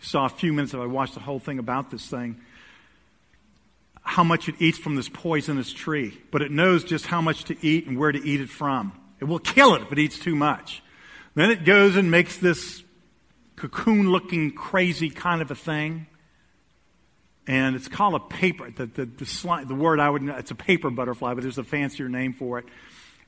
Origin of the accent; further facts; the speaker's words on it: United States; we're American